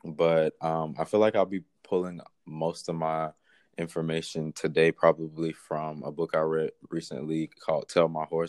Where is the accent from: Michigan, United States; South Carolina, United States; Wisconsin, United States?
South Carolina, United States; Anderson; moved away; I am a student at A&T, North Carolina A&T. I am originally from Anderson, South Carolina.